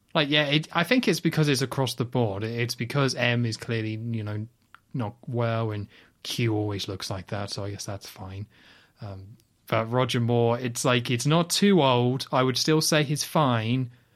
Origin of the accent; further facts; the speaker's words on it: United Kingdom; we're both British